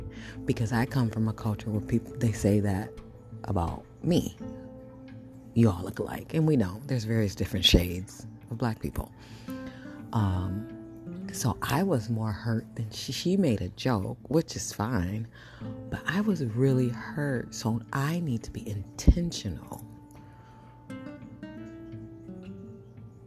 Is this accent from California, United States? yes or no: no; west side of Michigan, United States; I grew up in Michigan, on the west side of Michigan.